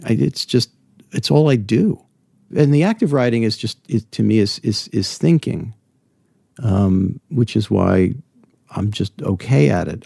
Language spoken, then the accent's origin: English; New Jersey, United States; now in New York, United States; I grew up in New Jersey